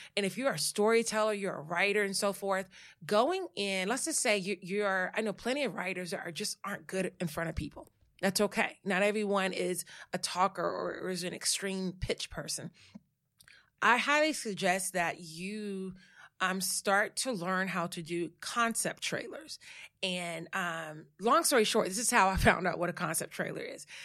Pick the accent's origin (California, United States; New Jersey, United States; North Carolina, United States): North Carolina, United States; Saratoga; moved away as an adult; also born or lived in Louisiana; now in New York, United States; I am a Southerner that has, you know, was transplanted, moved to New York, but I am from a little small town called Saratoga, North Carolina, eight hundred people, one stoplight